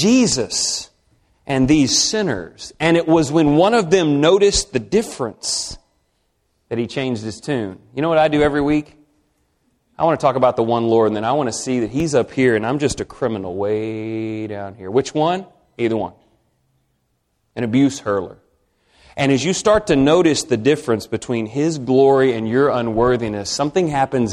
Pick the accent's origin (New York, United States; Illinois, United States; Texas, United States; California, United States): Texas, United States; I'm from Texas